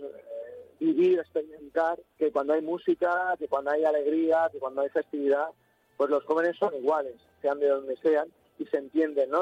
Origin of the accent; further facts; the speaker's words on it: Catalonia, Spain; Nosotros somos de Cataluña y hay un colegio de Lleida, pero los demás son de Barcelona